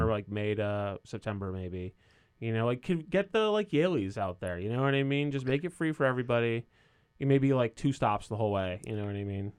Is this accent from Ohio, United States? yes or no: no; Coventry, Connecticut, United States; moved away; I'm from Coventry